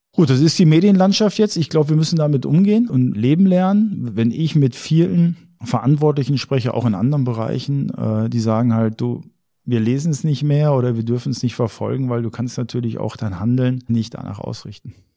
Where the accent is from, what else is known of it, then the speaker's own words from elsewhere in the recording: Ruhr area, North Rhine-Westphalia, Germany; moved away; ich komme aus dem Ruhrgebiet